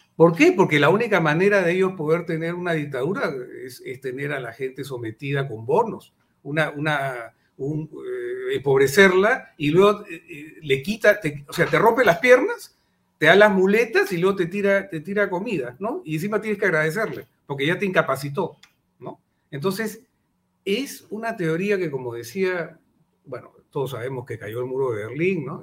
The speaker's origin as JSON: {"language": "Spanish", "country": "Peru", "said": "los peruanos"}